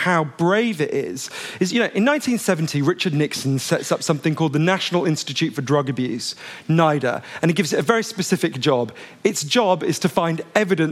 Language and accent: English; United Kingdom; I'm a British journalist.